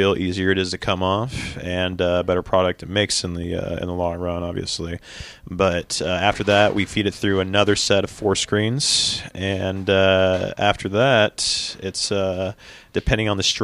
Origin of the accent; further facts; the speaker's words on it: Tulsa, Oklahoma, United States; I'm from Tulsa, born and raised